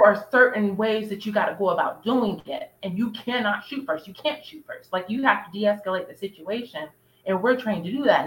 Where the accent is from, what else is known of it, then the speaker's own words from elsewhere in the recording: United States; We're just American, so we're Black Americans